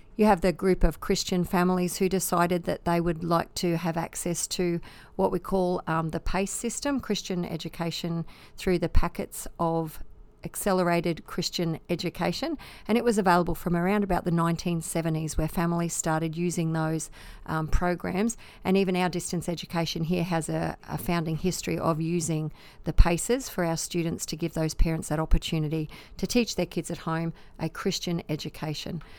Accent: Australia; we really are living in the lucky country

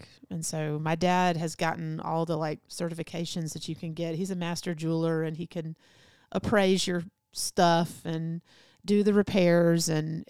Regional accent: Vidalia, Georgia, United States; moved away; Southeast Georgia, Vidalia.

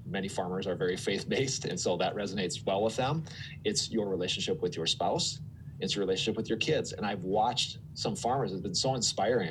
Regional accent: Twin Cities, Minnesota, United States; also born or lived in Phoenix; I moved from Phoenix to the Twin Cities

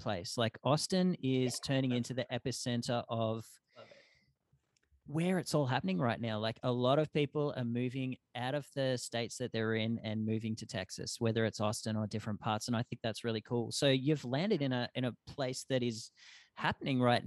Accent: Australia; moved away; growing up in Australia, especially, like I was born in 85

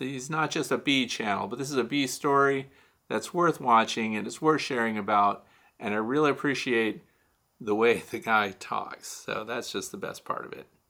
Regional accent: St. Louis, Missouri, United States; moved away; I'm from Missouri originally. So I was born in Missouri. I went to a high school suburb of Saint Louis

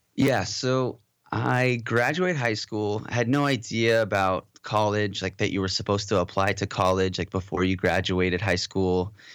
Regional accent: Southern California, United States; also born or lived in Modesto, California / Moorpark, California / Valencia, California; born and raised in California and raised mostly in Southern California, uh, the Valley

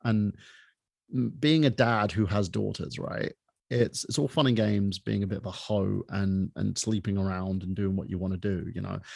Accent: United Kingdom; moved away; I was born in the United Kingdom from a half Palestinian

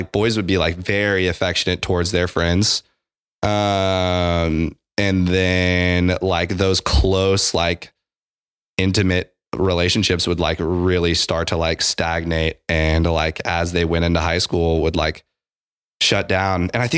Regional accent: Midwest, United States; so growing up in the Midwest, like, this is an aside.

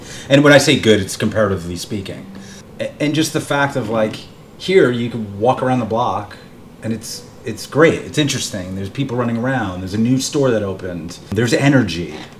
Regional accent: Bergen County, New Jersey, United States; also born or lived in Manhattan, New York City; Bergen County, New Jersey, where I'm from. Mm-hmm. I lived in Hell's Kitchen. I lived in Upper East Side. I lived in the West Village. I lived in Murray Hill.

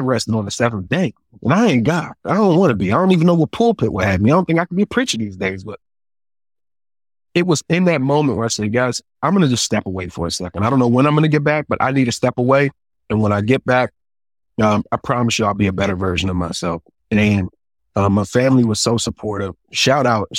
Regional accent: United States; I'm from the States

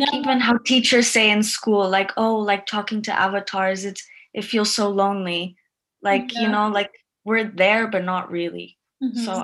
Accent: Guatemala; I'm from Guatemala.

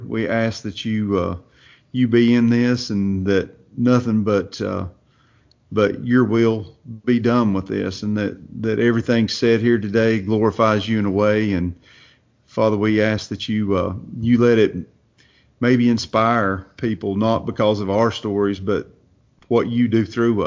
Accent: Watauga, Tennessee, United States; I'm from a little place up in Northeast Tennessee called Watauga. It's when I say hillbilly, it's hillbilly.

